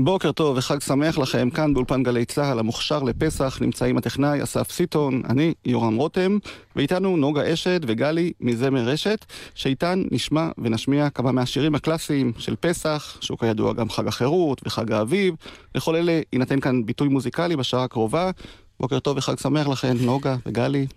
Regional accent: Degania Alef, Northern District, Israel; נולדתי וגדלתי בקיבוץ דגניה א'

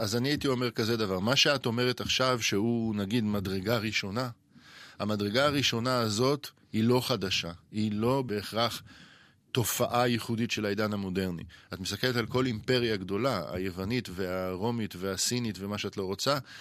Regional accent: Israel; השפה שאנחנו כישראלים מדברים

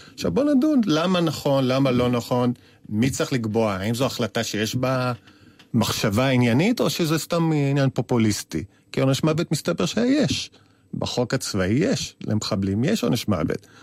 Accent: Tel Aviv, Tel Aviv District, Israel; כאחד שגדל בתל אביב

